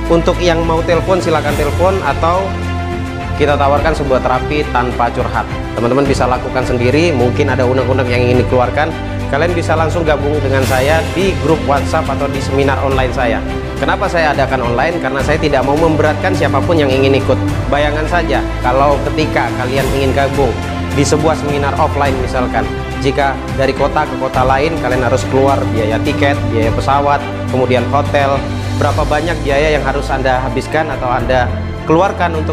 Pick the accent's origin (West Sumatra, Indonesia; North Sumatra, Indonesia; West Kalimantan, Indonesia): West Kalimantan, Indonesia; Pontianak; Saya asal Pontianak Salah satu profesi saya adalah Youtuber